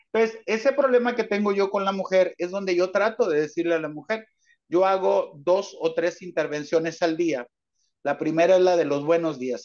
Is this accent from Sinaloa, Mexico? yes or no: yes; Mazatlán, Sinaloa, Mexico; now in Kansas, United States; Yo nací en Mazatlán, Sinaloa